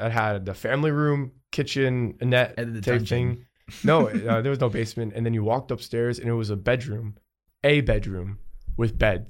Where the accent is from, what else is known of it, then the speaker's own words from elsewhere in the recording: New Jersey, United States; I'm from New Jersey, man.